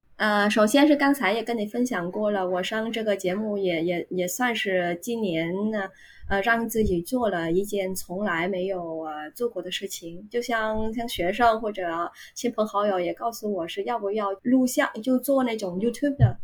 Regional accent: Ho Chi Minh City, Vietnam; Chinese is a second language; 我来自越南胡志明市，啊，现在我是一所大学的中文老师

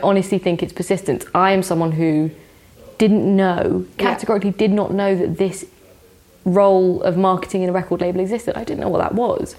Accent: London, United Kingdom; I grew up in West London

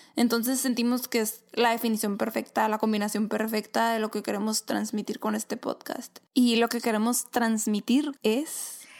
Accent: Caborca, Sonora, Mexico; moved away as an adult; also born or lived in Hermosillo, Sonora, Mexico; now in Phoenix, United States; nací en Caborca, Sonora

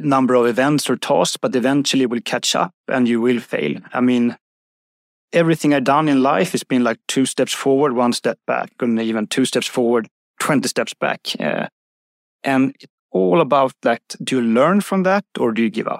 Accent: Uppsala, Uppsala County, Sweden; Uppsala, my hometown

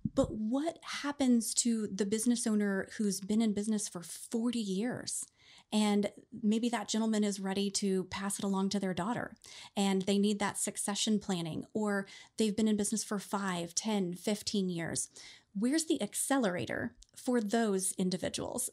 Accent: Oklahoma, United States; I was born and raised in Oklahoma

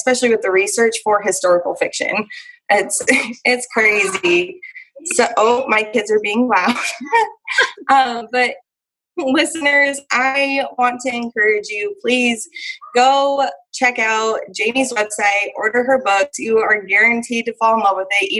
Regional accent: Montana, United States; moved away; also born or lived in Idaho; I grew up in Montana and Idaho

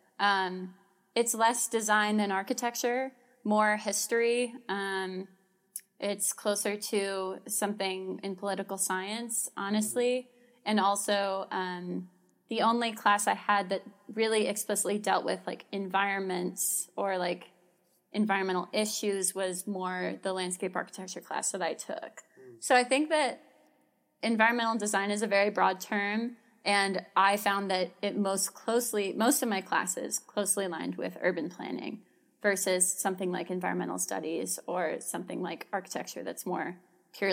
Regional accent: Amherst, New York, United States; I am from the Buffalo area. I'm specifically from Amherst, so outside the city of Buffalo

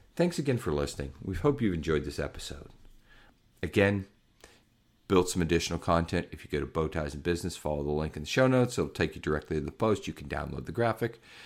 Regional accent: Pittsburgh, Pennsylvania, United States; I grew up in Pittsburgh, Pennsylvania

